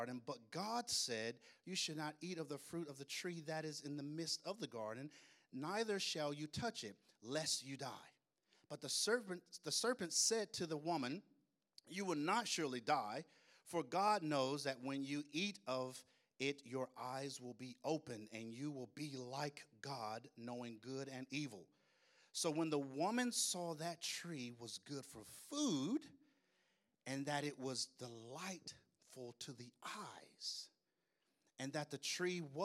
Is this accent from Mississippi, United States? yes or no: yes; Tupelo, Mississippi, United States; I grew up in Tupelo, Mississippi